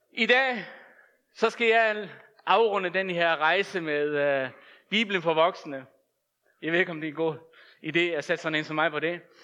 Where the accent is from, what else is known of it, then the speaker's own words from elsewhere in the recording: Faroe Islands; moved away; Jeg er født og opvokset på Færøerne